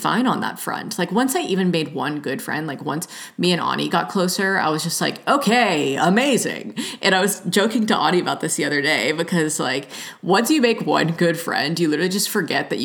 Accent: Georgia, United States; moved away as an adult; also born or lived in Los Angeles; now in Oregon, United States; growing up in Georgia

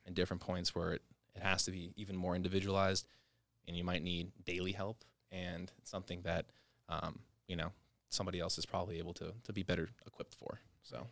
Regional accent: Las Vegas, Nevada, United States; Vegas native

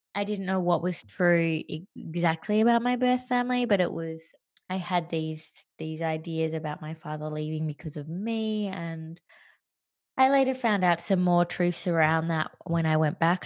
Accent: Australia; first language English; also born or lived in Sri Lanka / Western Australia / New York; I was adopted and I grew up in Australia

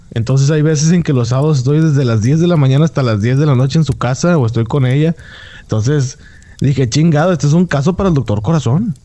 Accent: Monterrey, Nuevo León, Mexico; moved away as an adult; also born or lived in Mexico City

